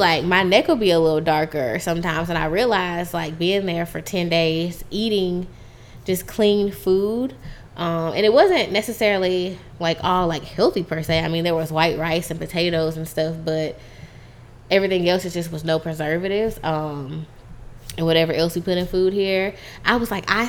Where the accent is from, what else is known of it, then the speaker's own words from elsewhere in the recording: United States; as an American